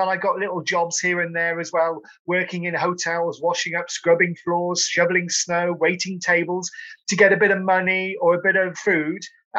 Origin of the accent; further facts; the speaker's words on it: Cotswolds, South West England, United Kingdom; I'm from Cotswolds, so we're a bit hilly. We do get a bit of snow occasionally